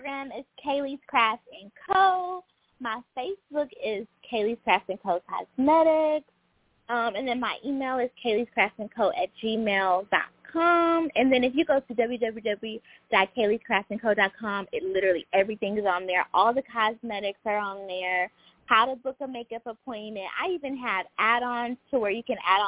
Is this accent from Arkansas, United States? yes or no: yes; Arkansas, United States; moved away as an adult; now in Atlanta, United States; All the way from Arkansas, the 501